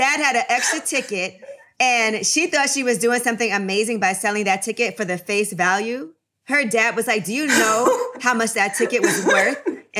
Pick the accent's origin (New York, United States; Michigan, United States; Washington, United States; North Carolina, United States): New York, United States; New York City; I grew up, I'm from Brooklyn. And so I feel like being from Brooklyn, hip hop was so big for us, especially in Flatbush.